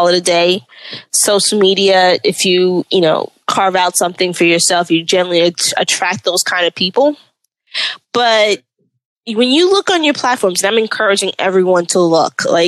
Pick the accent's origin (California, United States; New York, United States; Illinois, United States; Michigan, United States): New York, United States; I'm a New Yorker